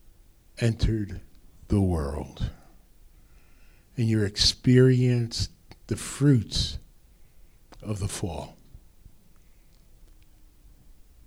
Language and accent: English; New Jersey, United States; accent: North Jersey; My North Jersey accent